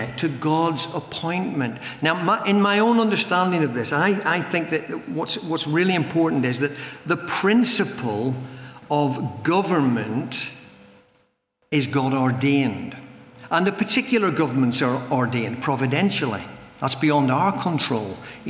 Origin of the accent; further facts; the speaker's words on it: Northern Ireland, United Kingdom; I come from Northern Ireland